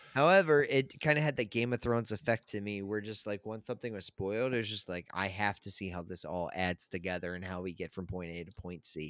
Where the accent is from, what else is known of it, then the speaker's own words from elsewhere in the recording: Chesapeake Beach, Maryland, United States; I grew up in, um, where I grew up at in Maryland, um, Chesapeake Beach